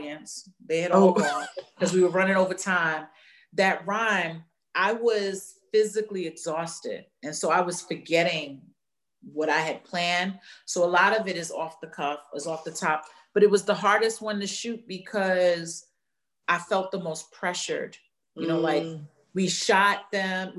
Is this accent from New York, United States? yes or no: yes; New York, United States; I grew up in New York